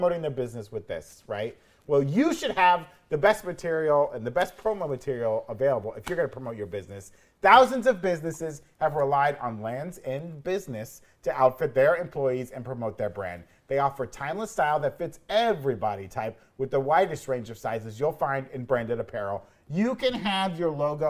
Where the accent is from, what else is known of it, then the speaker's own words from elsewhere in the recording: Florida, United States; I am from Florida, and Florida's like a weird place that doesn't really have an accent